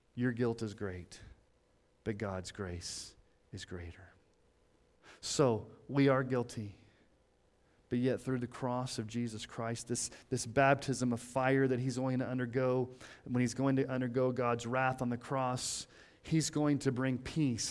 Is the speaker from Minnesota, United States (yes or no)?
no; Colorado Springs, Colorado, United States; When I was growing up in Colorado Springs